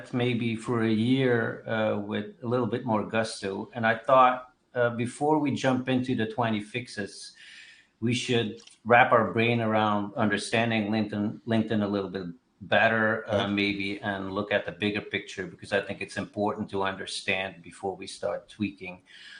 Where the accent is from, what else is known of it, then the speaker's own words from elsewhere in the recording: Switzerland; also born or lived in Belgium / San Francisco, United States / Los Angeles, United States / Boston, United States; now in Keller, United States; I was born in Belgium. I grew up in Switzerland, been in the United States for many years